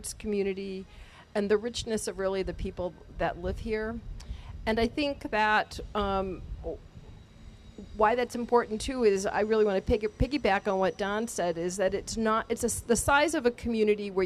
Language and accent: English; East Coast, United States; now in Milwaukee, United States; I am not a native Milwaukeean, but I grew up on the East Coast